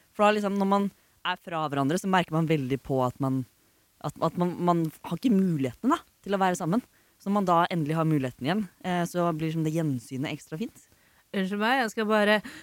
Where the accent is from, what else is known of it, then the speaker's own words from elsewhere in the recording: Oslo, Norway; jeg er fra Oslo